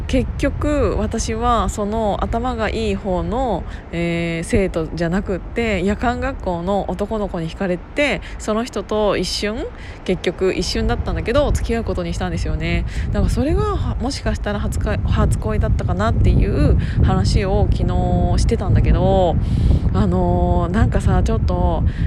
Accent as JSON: {"language": "Japanese", "town": "Kiryu", "region": "Gunma", "country": "Japan", "tie": "born or raised there", "said": "群馬県桐生市っていうところで生まれ育って"}